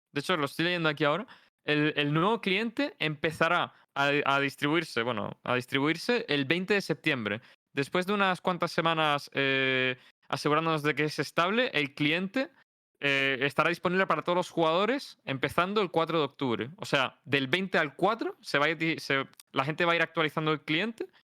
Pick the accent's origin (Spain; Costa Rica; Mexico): Spain; no solo que nos beneficia a nosotros como comunidad española, sino también que se vive distinto, tío.